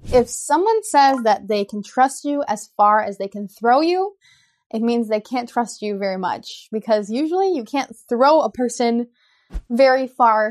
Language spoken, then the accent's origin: English; United States; I'm an American English teacher